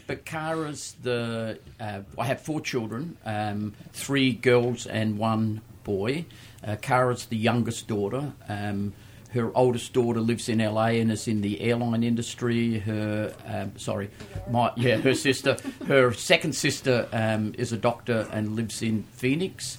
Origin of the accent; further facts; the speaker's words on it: Australia; moved away as an adult; people will probably tell by my accent. Um, I started my wine career in Australia, where I was born.